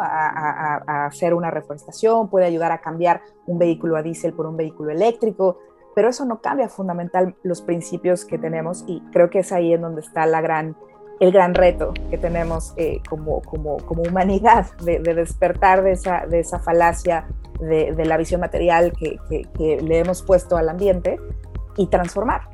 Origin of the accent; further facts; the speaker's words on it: Mexico; moved away as an adult; now in England, United Kingdom; Yo soy mexicana, también soy ahora nacionalizada británica. Llevo varios años viviendo en Inglaterra.